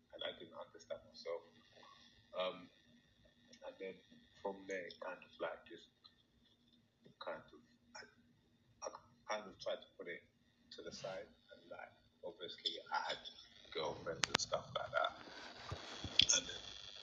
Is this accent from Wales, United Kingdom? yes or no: no; London, United Kingdom; also born or lived in Hackney, East London; I got raised by a Black family in the south east of London, just outside London, called Bromley. And I stayed there until I was like 11